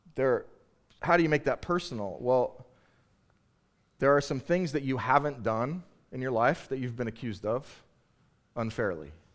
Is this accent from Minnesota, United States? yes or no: no; Southern California, United States; now in Boston, United States; I'm originally from California, Southern California